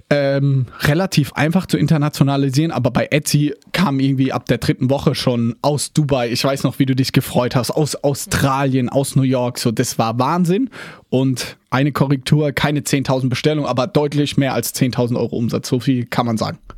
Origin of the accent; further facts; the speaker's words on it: Mannheim, Baden-Württemberg, Germany; hey, ich sitze hier, ich bin aus Mannheim